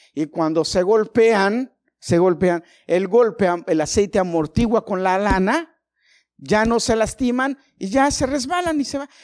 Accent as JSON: {"language": "Spanish", "region": "Mexico City", "country": "Mexico", "tie": "born or raised there", "said": "yo nací en un barrio peligrosito, malo. Y crecí ahí"}